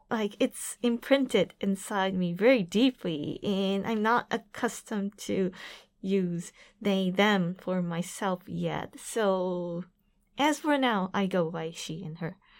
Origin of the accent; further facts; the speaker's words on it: Aichi, Japan; also born or lived in New York; I'm from Aichi Prefecture